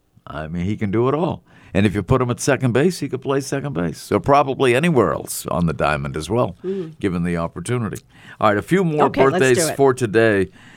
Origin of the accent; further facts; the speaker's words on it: Salem, Massachusetts, United States; also born or lived in Boston area; I'm from the Boston area too.